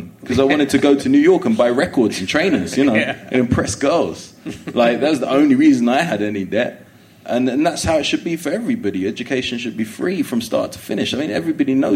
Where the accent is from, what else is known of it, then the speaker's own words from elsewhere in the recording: London, United Kingdom; I was born in Willesden